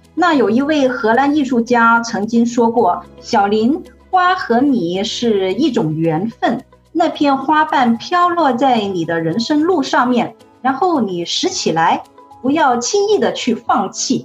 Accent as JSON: {"language": "Chinese", "town": "Guangzhou", "region": "Guangdong", "country": "China", "tie": "born or raised there", "also_born_or_lived": "Germany", "moved": "as an adult", "lives_now": "Netherlands", "said": "我出生在广州"}